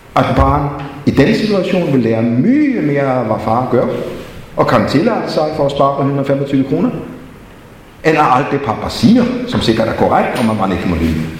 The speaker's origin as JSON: {"language": "Danish", "country": "Denmark", "tie": "born or raised there", "said": "jeg er vokset op i Grundtvigs og Kolds Fædreland"}